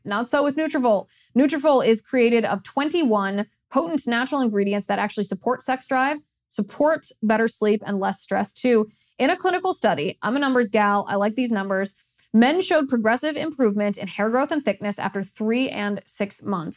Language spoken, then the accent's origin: English; Ohio, United States; moved away; also born or lived in California; my home state of Ohio